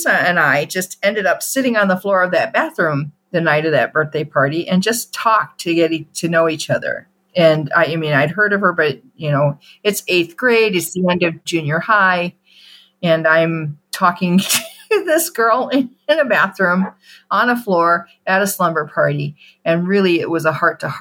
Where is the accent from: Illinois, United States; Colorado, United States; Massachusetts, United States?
Illinois, United States; outside of Chicago; We grew up outside of Chicago